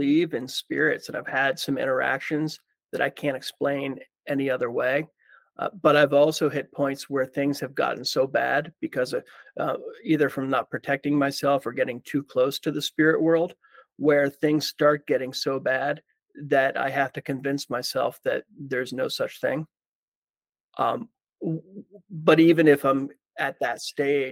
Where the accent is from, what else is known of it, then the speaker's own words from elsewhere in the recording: Pennsylvania, United States; now in Key West, United States; I was born in Pennsylvania